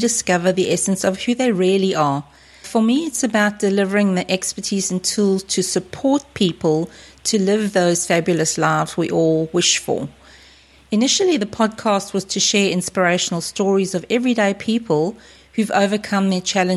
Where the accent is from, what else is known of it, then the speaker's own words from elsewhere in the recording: South Africa; moved away as an adult; now in Australia; I grew up and lived in South Africa until early 2001, when I migrated to Australia, this beautiful place that I now call home.